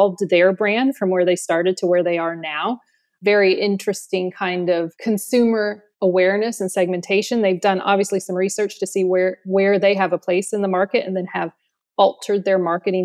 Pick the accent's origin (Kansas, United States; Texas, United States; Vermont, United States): Texas, United States; Austin; moved away as an adult; now in London, United Kingdom; I am originally from Austin, Texas. I moved to London 13 or 14 years ago.